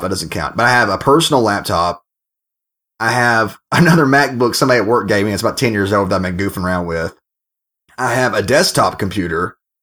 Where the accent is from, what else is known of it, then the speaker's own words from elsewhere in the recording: United States; now in United Kingdom; I'm an American